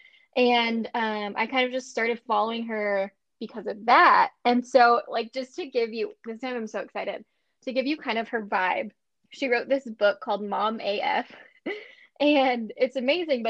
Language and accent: English; Western Nebraska, United States; moved away; I'm from Western Nebraska